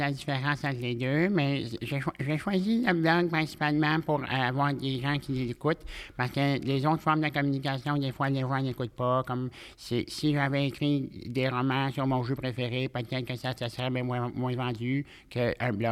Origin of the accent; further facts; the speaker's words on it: Quebec, Canada; dans le centre du Québec.